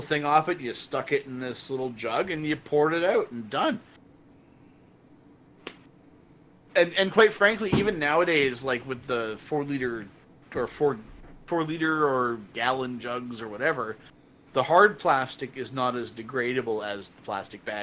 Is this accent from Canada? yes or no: yes; Canada; as a Canadian